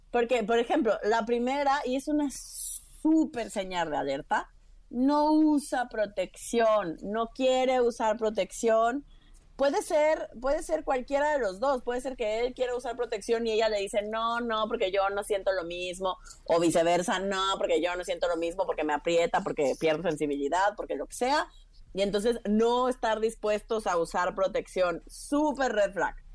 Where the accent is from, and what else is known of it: Villahermosa, Tabasco, Mexico; born or raised there; also born or lived in Mérida, Yucatán / Mexico City; now in Florence, Italy